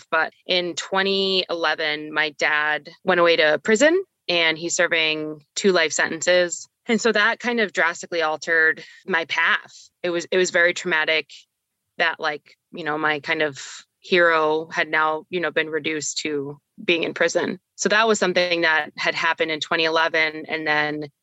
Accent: Miami, Florida, United States; A lot of my friends growing up in Miami, it's a different kind of drinking culture, a different drug culture.

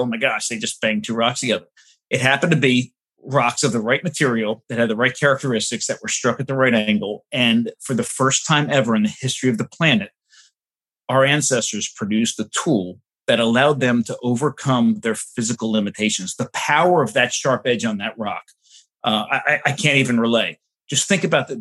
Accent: suburbs of New York City, New Jersey, United States; I grew up in the suburbs of New York City, right near the beach

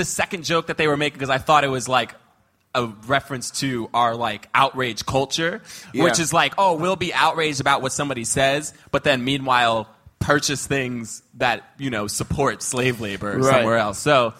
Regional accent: Texas, United States; accent: Texas; Yeah, this is my Texas accent.

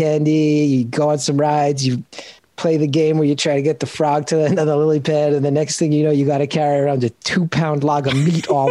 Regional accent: New Jersey, United States; I'm from North Jersey

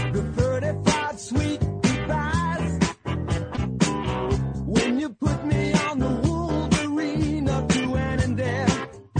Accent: New Jersey, United States; I'm from New Jersey, too.

